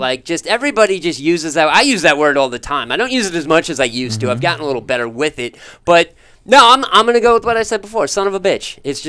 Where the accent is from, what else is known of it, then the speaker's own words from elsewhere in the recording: Canada; I'm Canadian, but my lawyer ain't.